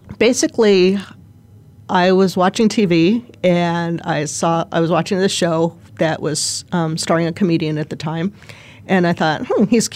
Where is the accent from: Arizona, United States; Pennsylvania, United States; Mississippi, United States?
Arizona, United States; I have grown up here